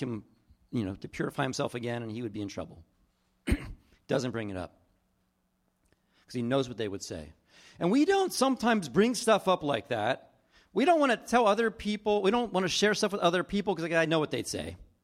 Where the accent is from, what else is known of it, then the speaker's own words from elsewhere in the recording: East Coast, New Jersey, United States; I grew up on the East Coast, and we would travel from New Jersey to Florida or North Carolina